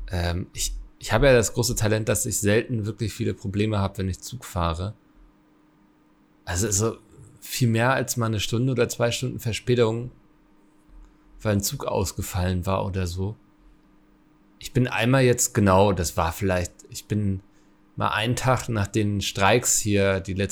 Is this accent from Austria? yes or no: yes; Linz, Upper Austria, Austria; Ich bin aus Linz, by the way, drittgrößte Stadt Österreichs